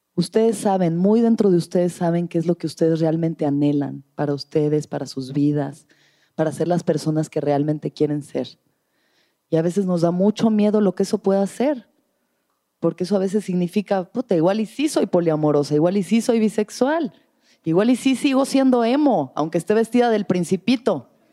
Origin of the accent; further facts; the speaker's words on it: Mexico; soy mexicana